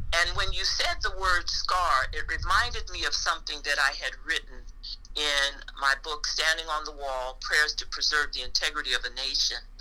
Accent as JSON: {"language": "English", "region": "West Coast", "country": "United States", "tie": "born or raised there", "moved": "as an adult", "lives_now": "Phoenix, United States", "said": "I was born and raised uh, on the West Coast, and then I moved to Phoenix, Arizona as a young woman"}